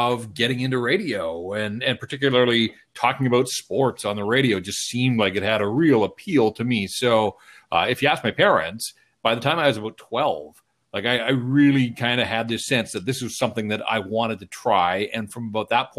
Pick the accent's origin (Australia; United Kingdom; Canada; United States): Canada; Vancouver, British Columbia; also born or lived in Kamloops; born and raised in Vancouver